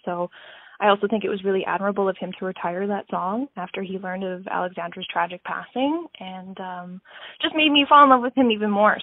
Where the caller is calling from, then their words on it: Regina, Saskatchewan, Canada; I'm calling from Regina, Saskatchewan